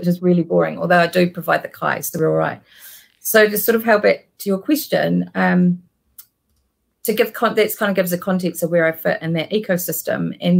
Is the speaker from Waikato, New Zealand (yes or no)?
no; Porirua, Wellington, New Zealand; moved away as an adult; also born or lived in United Kingdom; now in London, United Kingdom; So I'm currently in Porirua, north of Wellington, which is my hometown, but my real home for the last 15 years, and actually it's my 15 year anniversary today of living in the UK.